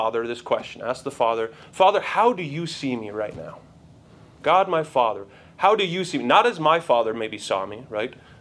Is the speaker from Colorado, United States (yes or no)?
yes; Denver, Colorado, United States; my family, my parents, we grew up in Denver mostly, military family